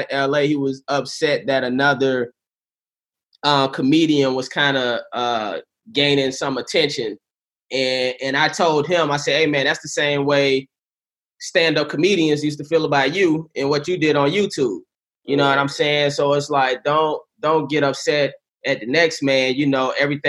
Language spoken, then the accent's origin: English; St. Petersburg, Florida, United States; I'm from Florida. I'm from St. Pete